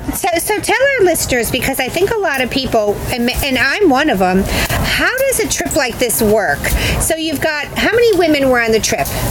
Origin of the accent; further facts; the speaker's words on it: Chicago, Illinois, United States; I grew up in Chicago and in the Midwest